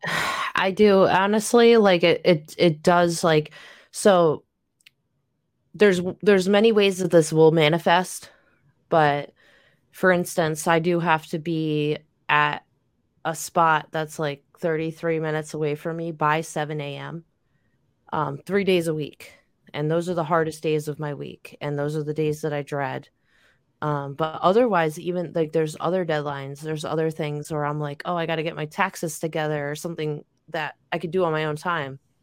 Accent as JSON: {"language": "English", "region": "New York", "country": "United States", "tie": "born or raised there", "also_born_or_lived": "Southern California / Missouri", "said": "I grew up here in New York"}